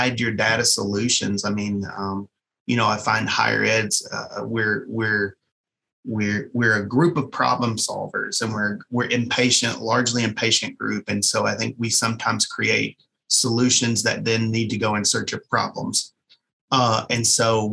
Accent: East Kentucky coal fields, United States; I grew up in the East Kentucky coal fields

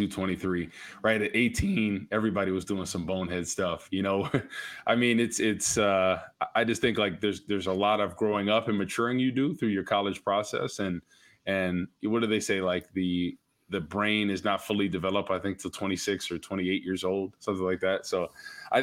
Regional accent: New Jersey, United States; moved away; I grew up in Jersey, North Jersey

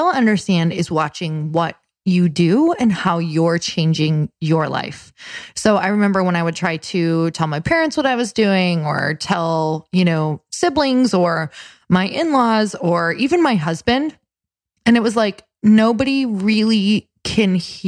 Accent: Midwest, United States; moved away; I am from the Midwest

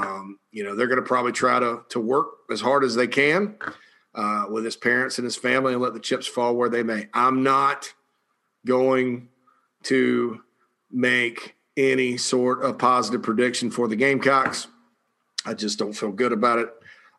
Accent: South Carolina, United States; it's my home state.

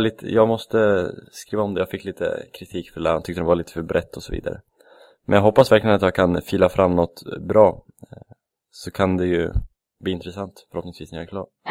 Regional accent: Västerås, Västmanland, Sweden; moved away; det är där jag är ifrån kanske, från Västerås

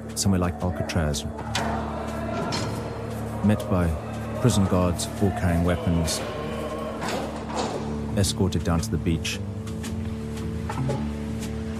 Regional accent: South Africa; also born or lived in Grahamstown, South Africa / Cape Town, South Africa; I moved from Grahamstown in 1986 to Cape Town, and I went to a school which was ideally situated.

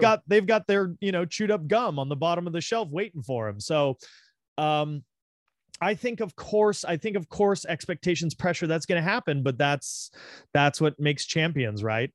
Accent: Big Bear, California, United States; also born or lived in Los Angeles, California; I was born here in Los Angeles, and we lived down in the South Bay, which is sort of like, uh, it's south of L A X, little, like, beach communities there. We lived there till I was seven, and then, like you said, we moved to Big Bear

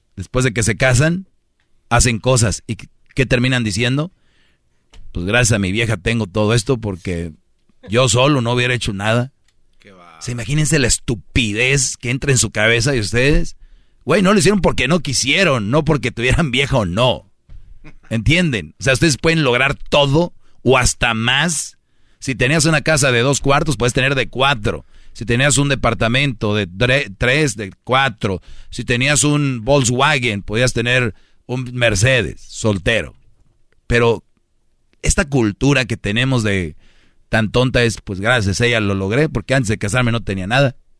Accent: Mexico; now in United States

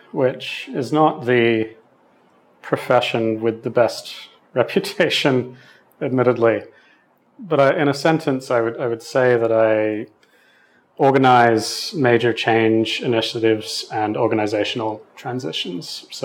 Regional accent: Sydney, New South Wales, Australia; accent: Australian; is originally Australian, specifically uh, from the western suburbs of Sydney, which is quite a distinct accent for anyone who's lived in the region.

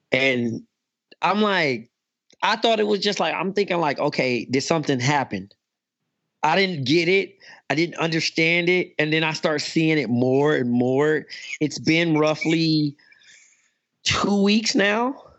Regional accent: Ghana

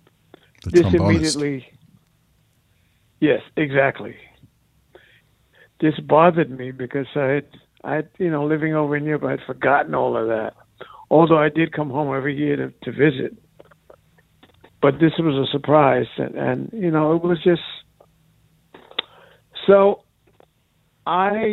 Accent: New York City, New York, United States; moved away as an adult; also born or lived in Austria / Atlanta; I grew up in New York

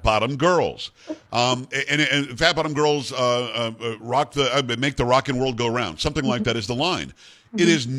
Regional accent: South Florida, United States; I grew up in South Florida

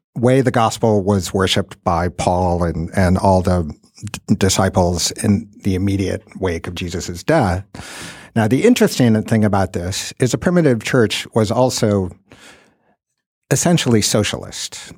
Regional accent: Midwest, United States; I grew up in the Midwest

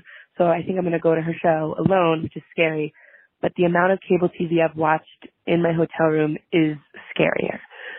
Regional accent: New Jersey, United States; now in Pittsburgh, United States; And I'm not from the area. I'm from New Jersey, but I live in Pittsburgh.

